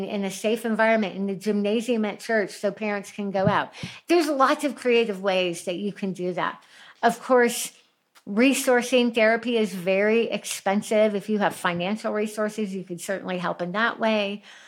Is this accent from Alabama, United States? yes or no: no; Highlands Ranch, Colorado, United States; my hometown of Highlands Ranch. We lived there for years. We don't live there anymore